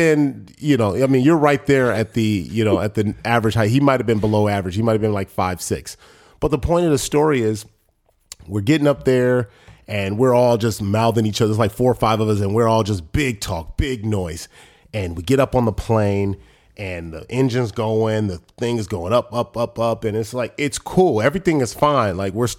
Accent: Los Angeles, California, United States; I think about the struggles personally that I had growing up in South Central Los Angeles and Crenshaw, and then just moving my way up.

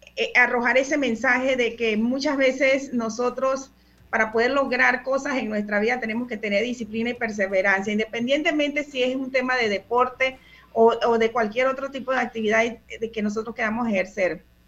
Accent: Panama; soy panameña

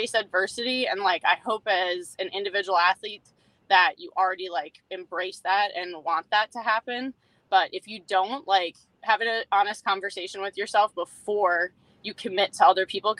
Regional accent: Minnesota, United States; I grew up in Minnesota and my dad was an avid fisherman

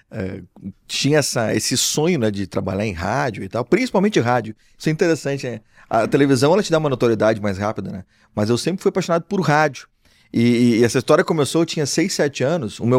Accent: Porto Alegre, Rio Grande do Sul, Brazil; porque eu sou porto-alegrense, como a gente falou agora, eh, apaixonado pela minha cidade.

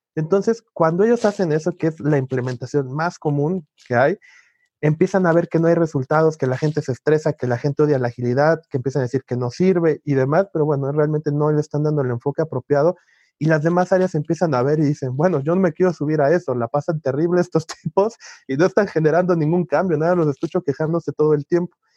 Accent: Mexico; Soy mexicano

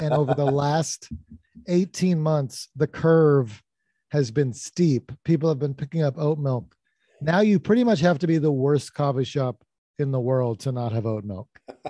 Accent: Morgantown, West Virginia, United States; moved away; also born or lived in North Carolina; I grew up in Morgantown, West Virginia. Got started with comedy in North Carolina.

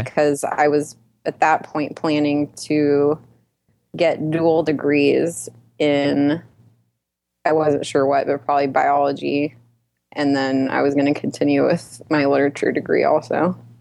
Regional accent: Dallas, Texas, United States; now in Houston, United States; I'm from Dallas, Texas

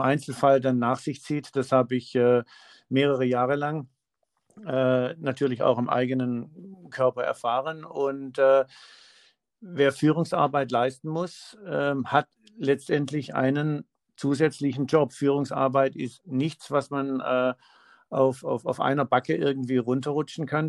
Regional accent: Swabia, Baden-Württemberg, Germany; also born or lived in Heidelberg/Mannheim/Weinheim area; now in Heidelberg area, Germany; ich, äh, bin gebürtiger Schwabe

